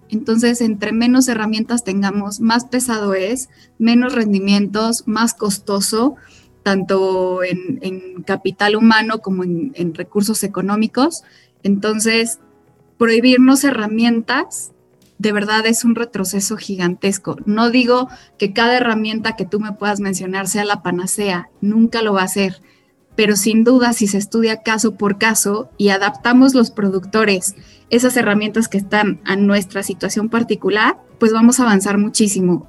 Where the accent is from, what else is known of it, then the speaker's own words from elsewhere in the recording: Mexico; soy ganadera mexicana, soy quinta generación